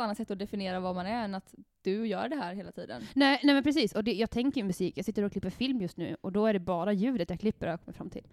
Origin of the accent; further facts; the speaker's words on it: Härnösand, Västernorrland County, Sweden; alltså jag växte upp i Västernorrland. Jag, jag är från Härnösand.